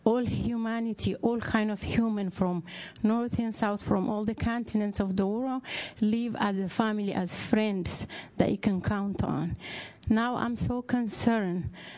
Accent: Eritrea; moved away; I came from East Africa, specifically from Eritrea. I came with three young kids in 1987, and I was a kid myself

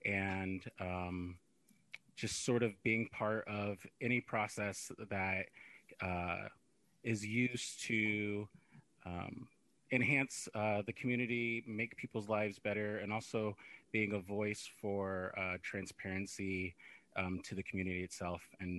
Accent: Sacramento, California, United States; moved away as an adult; I am from Sacramento, but I have recently moved back to the area. I was living abroad for a period of time.

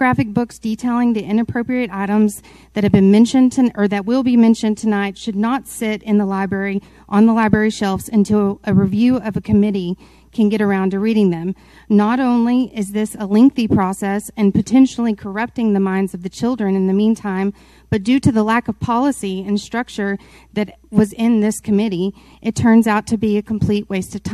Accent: Mansfield, Texas, United States; Mansfield is my hometown, okay? I'm a product of MISD

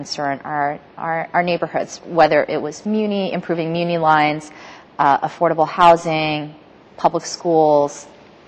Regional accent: New York City, New York, United States; moved away as an adult; also born or lived in Stanford, California; now in San Francisco, United States; I grew up in New York City, born to my parents who had immigrated here to the U.S.

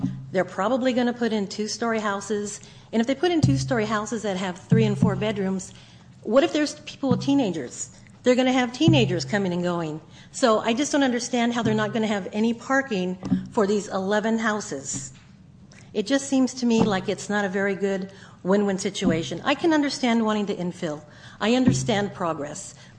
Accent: Santa Cruz, California, United States; I am a transplant from the Santa Cruz area.

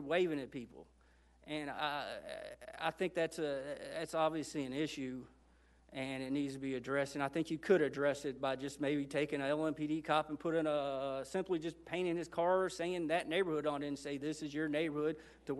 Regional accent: Louisville, Kentucky, United States; my experience growing up in Louisville

